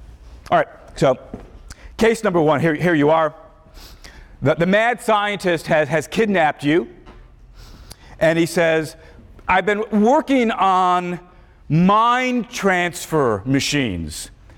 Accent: Chicago, Illinois, United States; my memories of growing up in Chicago, becoming a philosopher

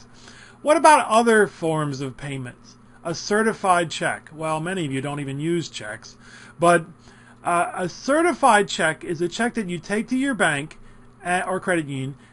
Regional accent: Philadelphia, Pennsylvania, United States; I come from Philadelphia, South Philly, where it used to be all Italians

